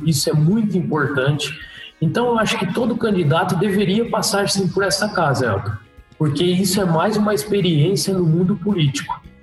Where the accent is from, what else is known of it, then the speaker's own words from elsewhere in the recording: Macatuba, São Paulo, Brazil; also born or lived in Lençóis Paulista; eu nasci, nasci na, em Lençóis Paulista, mas logo já, já fui para a usina São José, correto? Porque lá na usina São José eu morei é, mais ou menos 13, 14 anos da minha vida.